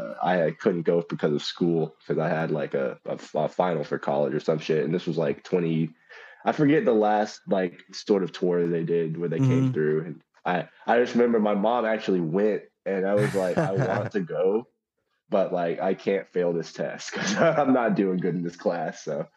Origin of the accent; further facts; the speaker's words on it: Dallas, Texas, United States; Yeah, we're from Dallas.